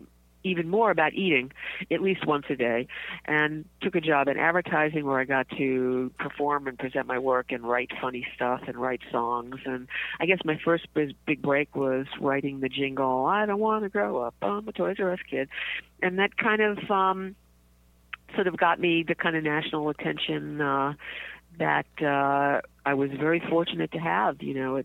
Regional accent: New York City, New York, United States; You had to be gritty growing up in the Bronx

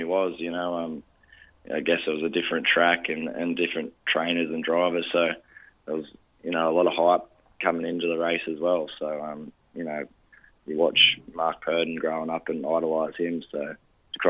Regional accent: Wagga Wagga, New South Wales, Australia; moved away; go back to Wagga, to my, you know, pretty well my hometown

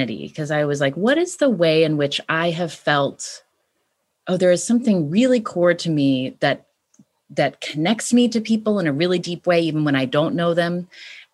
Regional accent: West Virginia, United States; born or raised there; moved away as an adult; also born or lived in California

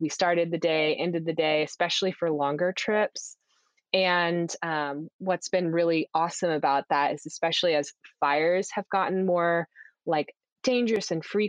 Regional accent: Houston, Texas, United States; But I grew up in Houston and I went to school for college in Austin, but never really got that strong accent.

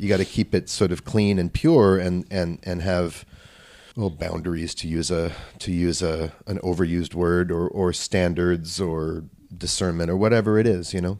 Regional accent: Vancouver, British Columbia, Canada; I grew up in Vancouver, British Columbia, where he and his family moved.

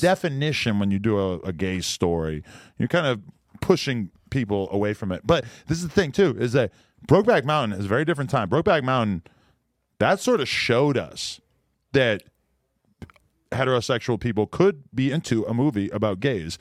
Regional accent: Nashua, New Hampshire, United States; also born or lived in New York / California; now in Los Angeles, United States; my hometown of Nashua, New Hampshire

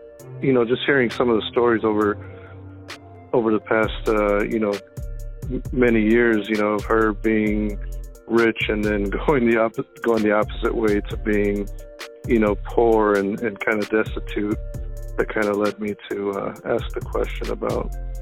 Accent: Phoenix, Arizona, United States; I'm from Phoenix.

